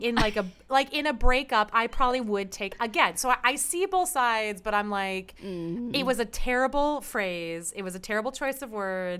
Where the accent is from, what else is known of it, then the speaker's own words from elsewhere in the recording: Chicago, Illinois, United States; I'm from Chicago